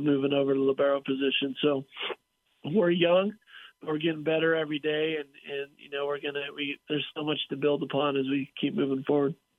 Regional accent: California, United States; I grew up in California

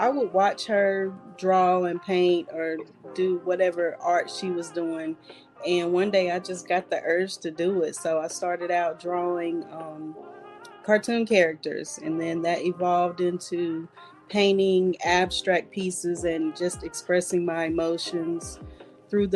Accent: North Carolina, United States; I'm from North Carolina, born and raised all my life, North Carolina, between Rockingham and Alamance County, all my life

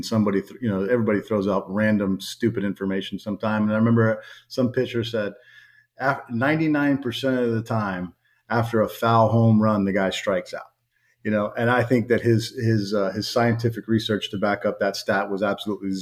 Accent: Miami, Florida, United States; I grew up in Miami. I have some Cuban blood in me

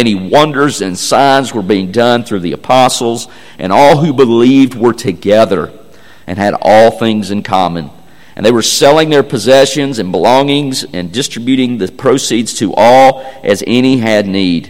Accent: Tennessee, United States; I'm from Tennessee.

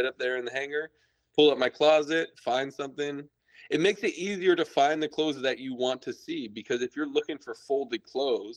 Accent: United States; I'm from America

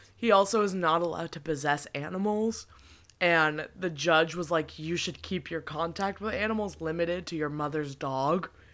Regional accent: New York, United States; I really missed out growing up in New York.

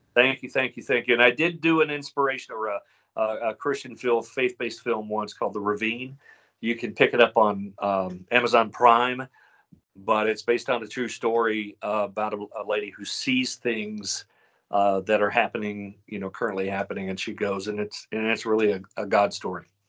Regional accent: Kentucky, United States; I'm from Kentucky and had family in West Virginia, Tennessee and Virginia

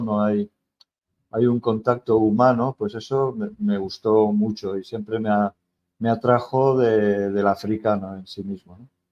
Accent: Spain; moved away; soy español

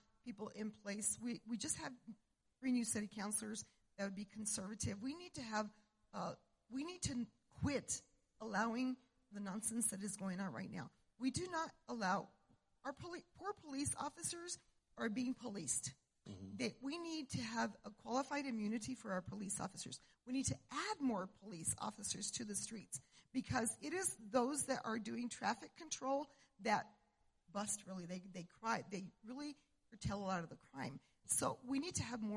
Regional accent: Cuba, New Mexico, United States; I was born and raised in Cuba, New Mexico, up north

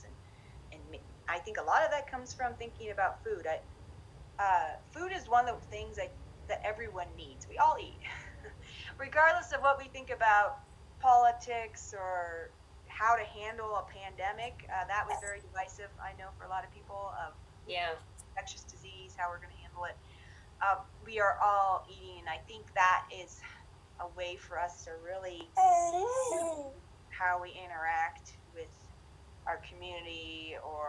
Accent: Iowa, United States; moved away as an adult; now in Lander, United States; I grew up in a very rural area of Iowa. My hometown's 300 people, and I also left that town when I graduated

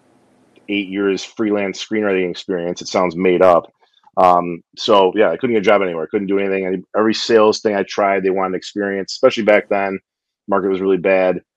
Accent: Detroit, Michigan, United States; also born or lived in Novi, Michigan; from the Detroit area, kind of based in Novi.

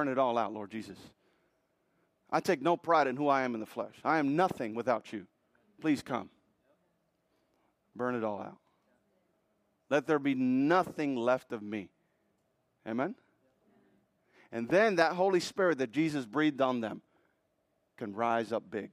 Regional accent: Puerto Rico; now in United States; I was born in Puerto Rico. Puerto Ricans are very proud to be Puerto Rican.

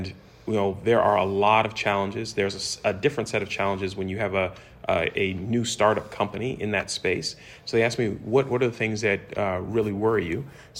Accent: West Coast, United States; I'm from the West Coast

